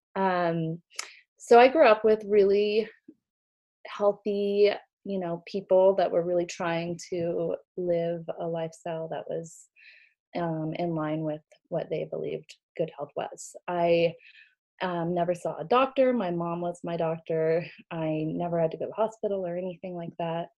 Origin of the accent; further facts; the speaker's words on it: Sedona, Arizona, United States; also born or lived in Missouri; I grew up in Sedona